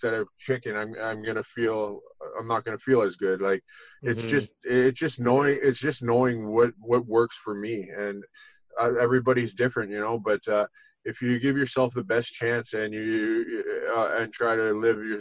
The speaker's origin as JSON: {"language": "English", "region": "Ontario", "country": "Canada", "tie": "born or raised there", "moved": "as an adult", "lives_now": "Collingwood, Canada", "said": "it's been 9 months since I've left my hometown there and moved up to Collingwood"}